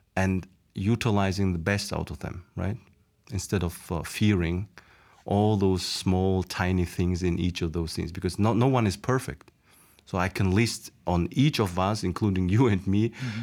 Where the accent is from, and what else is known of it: Mongolia; moved away as an adult; now in Slovakia